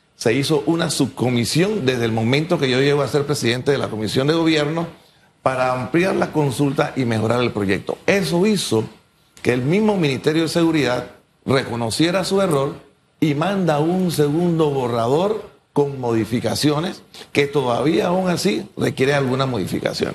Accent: Panama; Yo, como panameño

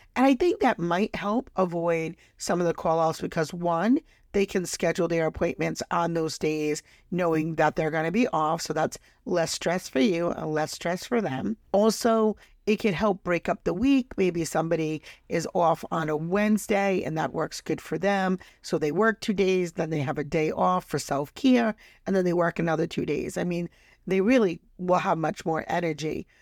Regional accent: Rhode Island, United States; my home state, Rhode Island

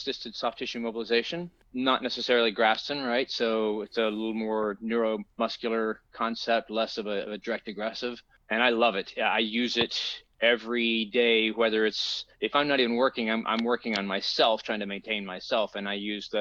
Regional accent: Tennessee, United States; moved away as an adult; now in Los Angeles, United States; I'm originally from Tennessee, and I moved out here in 94 working in film

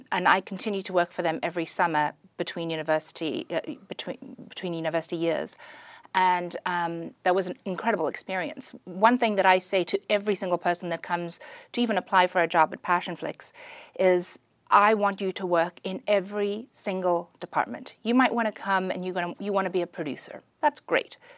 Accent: South Africa; moved away; also born or lived in Pretoria / Durban / Bloemfontein / Johannesburg; I'm from South Africa. I was born in Pretoria.

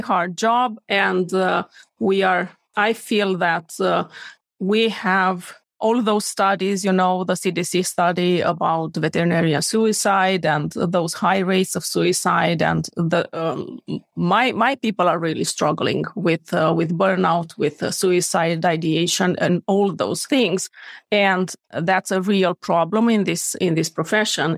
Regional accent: Romania; moved away as an adult; now in Sweden; I am born and raised in Romania, moved to Sweden to practice veterinary medicine 11 years ago.

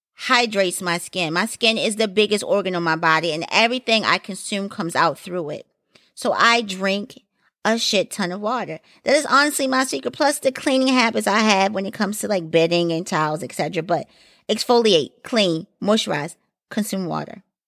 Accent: Baltimore, Maryland, United States; I am from Maryland, and Baltimore, to be exact

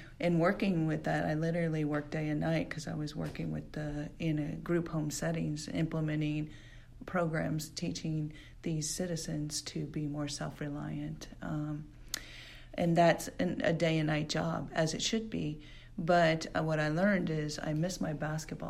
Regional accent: Gridley, California, United States; moved away as an adult; also born or lived in Phoenix, Arizona; I grew up in the kiwi capital of the United States in Gridley, California

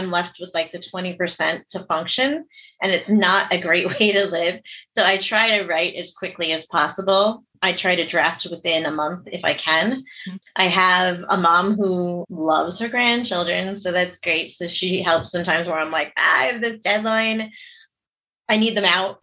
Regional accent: New York City, New York, United States; also born or lived in Seoul, South Korea / Staten Island; I grew up down in New York City

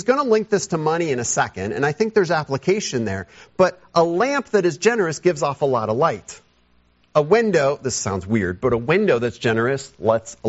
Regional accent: United States; as an American

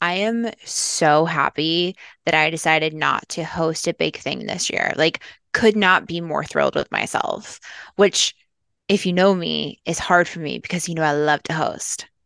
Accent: Midwest, United States; now in Los Angeles, United States; I'm from the Midwest

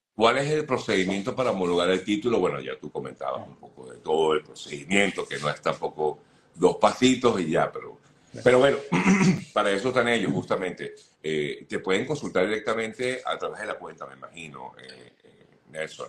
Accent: Venezuela; now in United States; como, como venezolanos

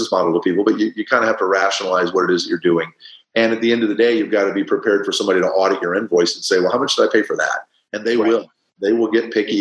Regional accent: Midwest, United States; now in California, United States; I grew up in the Midwest

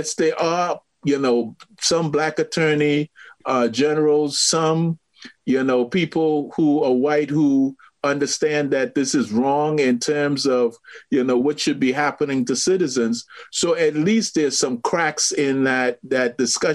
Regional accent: Trinidad & Tobago; I grew up in Trinidad

